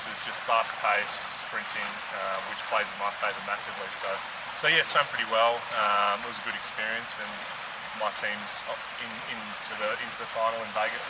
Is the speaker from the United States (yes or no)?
no; Port Lincoln, South Australia, Australia; growing up in Port Lincoln, there's not a whole lot of swimmers around